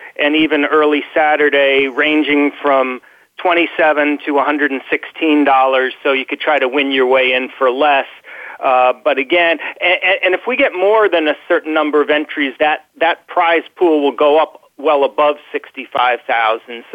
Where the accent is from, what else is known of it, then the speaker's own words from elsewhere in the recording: New York, United States; I'm a New Yorker